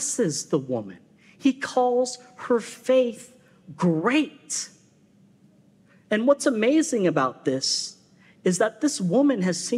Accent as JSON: {"language": "English", "region": "West Coast", "country": "United States", "tie": "born or raised there", "also_born_or_lived": "Florida", "moved": "as an adult", "lives_now": "Southern United States", "said": "I'm a West Coaster."}